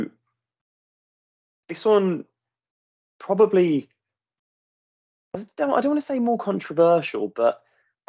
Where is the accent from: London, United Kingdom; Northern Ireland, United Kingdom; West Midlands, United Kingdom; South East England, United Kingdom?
West Midlands, United Kingdom; Walsall; moved away; one of the two of us born in Walsall